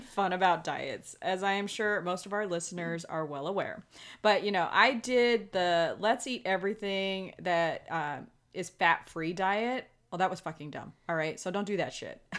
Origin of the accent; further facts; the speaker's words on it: Los Angeles, California, United States; now in Las Vegas, United States; When I was a kid growing up in Los Angeles during the summers